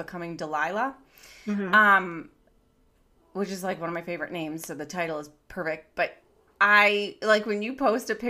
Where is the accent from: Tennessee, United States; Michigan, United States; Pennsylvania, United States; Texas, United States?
Michigan, United States; accent: Michigan; moved away; my Michigan accent